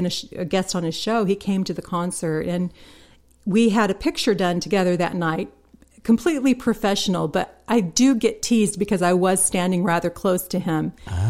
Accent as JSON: {"language": "English", "region": "Mississippi", "country": "United States", "also_born_or_lived": "Utah", "said": "I came from Mississippi. Mm-hmm. To Utah"}